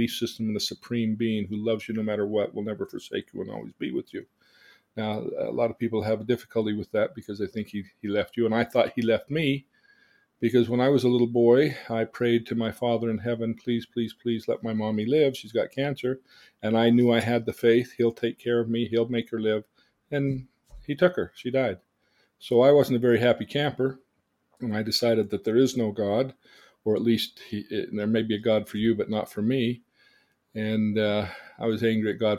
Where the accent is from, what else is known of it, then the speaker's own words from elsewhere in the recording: Davis County, Utah, United States; also born or lived in Salt Lake City, Utah; I was born in Salt Lake City, Utah, and lived there till I was 8, and my mother died. And when my father remarried, we moved to Davis